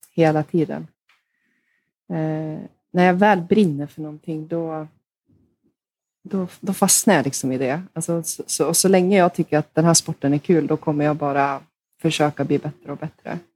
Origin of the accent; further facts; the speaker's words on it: Hofors, Gävleborg County, Sweden; där spelade jag två år tror jag, hemma i Hofors